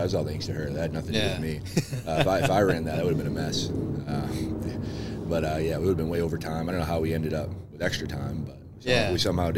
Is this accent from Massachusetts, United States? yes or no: yes; Lynn, Massachusetts, United States; also born or lived in New Hampshire; I was born and raised most of the time in Lynn